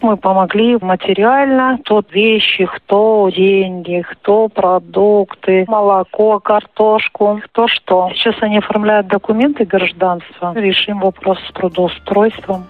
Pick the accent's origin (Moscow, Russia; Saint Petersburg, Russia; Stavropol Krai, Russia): Stavropol Krai, Russia; also born or lived in Popovka, Ukraine; now in Bolshaya Irba, Russia; я вот родилась в России, в Ставропольском крае, я русская